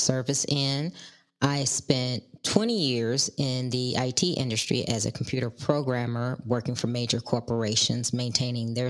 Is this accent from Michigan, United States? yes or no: no; Chicago, Illinois, United States; I was born and raised in Chicago